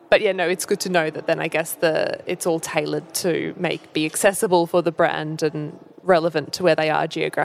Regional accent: Australia; moved away; I'm from Australia

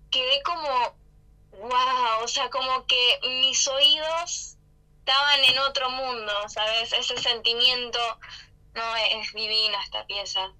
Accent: Panama; Yo nací acá en Panamá y no, nunca me mudé fuera

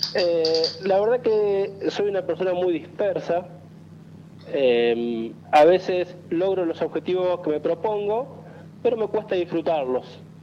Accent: San Pedro, Buenos Aires Province, Argentina; moved away as an adult; now in Zárate, Argentina; soy de Zárate, nací en San Pedro, pero hace dos años que vivo en esta ciudad

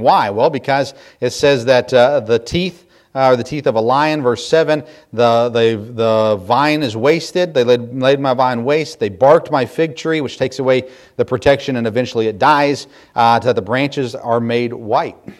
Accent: United States; here in America

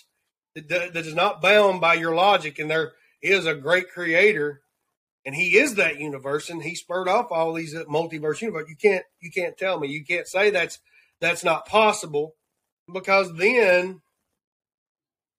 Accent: the South, United States; accent: Southern; my Southern accent

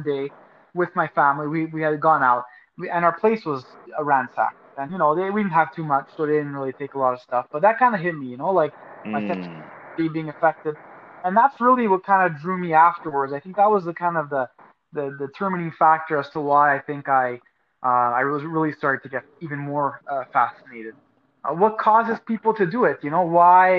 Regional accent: Montreal, Quebec, Canada; now in Edmonton, Canada; I'm born and raised in Montreal

